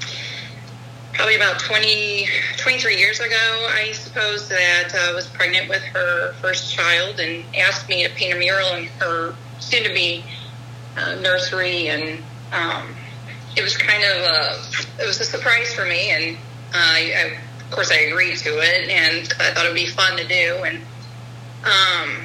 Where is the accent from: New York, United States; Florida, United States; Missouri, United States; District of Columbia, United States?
Missouri, United States; St. Louis; now in O'Fallon, United States; I grew up in St. Louis.